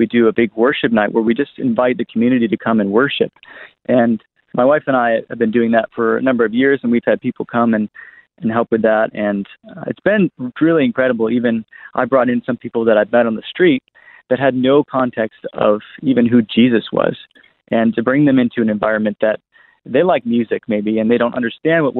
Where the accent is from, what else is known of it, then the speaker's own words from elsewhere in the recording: East Coast of America, United States; moved away as an adult; now in Australia; I'm from America, actually. So I come from the East Coast of America